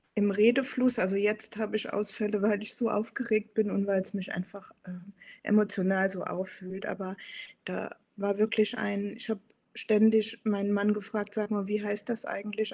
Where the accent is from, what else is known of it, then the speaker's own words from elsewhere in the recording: Saarland, Germany; moved away as an adult; now in Hamburg, Germany; gebürtige Saarländerin, wohne seit 13 Jahren in Hamburg